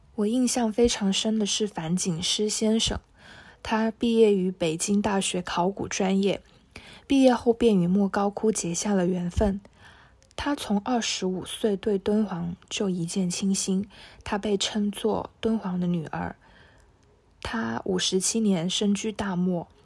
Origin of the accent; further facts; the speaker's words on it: Shenzhen, Guangdong, China; 我来自深圳。